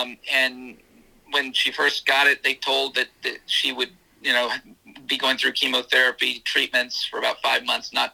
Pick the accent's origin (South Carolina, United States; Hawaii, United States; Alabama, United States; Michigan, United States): South Carolina, United States; now in Florida, United States; I'm from South Carolina originally, so we're in Florida now.